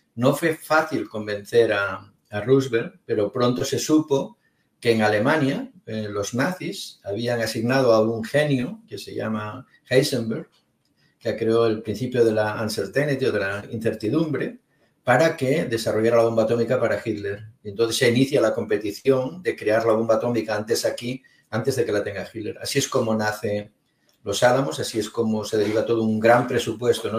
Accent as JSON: {"language": "Spanish", "country": "Spain", "said": "yo soy de España"}